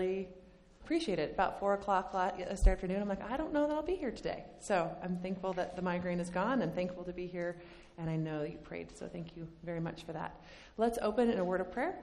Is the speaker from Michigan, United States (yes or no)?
no; Bozeman, Montana, United States; I grew up in Bozeman, Montana